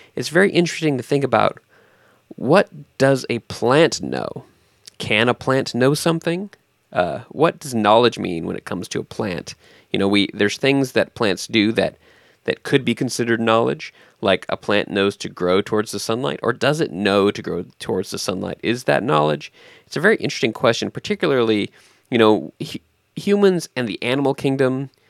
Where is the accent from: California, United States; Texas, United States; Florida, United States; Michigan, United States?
California, United States; San Diego; moved away; I grew up in California as well, in, in, um, San Diego area